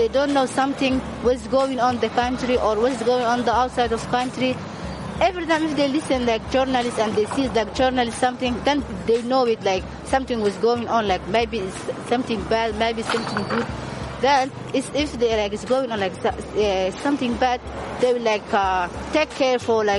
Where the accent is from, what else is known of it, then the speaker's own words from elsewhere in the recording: Somalia; I come from Somalia.